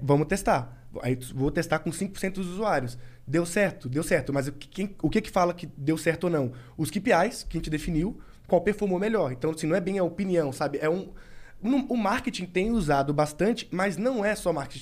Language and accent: Portuguese; Governador Valadares, Minas Gerais, Brazil; moved away; Eu morava em Minas ainda. Sou de Governador Valadares, que é a do interior de Minas